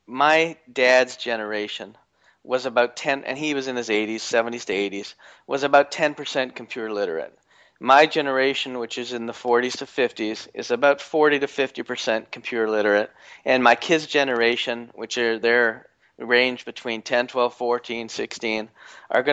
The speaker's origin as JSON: {"language": "English", "country": "Canada", "said": "I'm from Canada"}